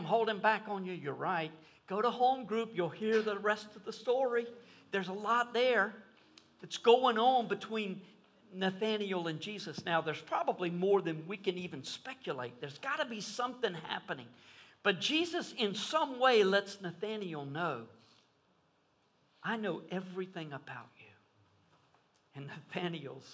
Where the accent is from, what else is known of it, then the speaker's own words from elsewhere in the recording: Fuquay-Varina, North Carolina, United States; I grew up in Fuquay Varina.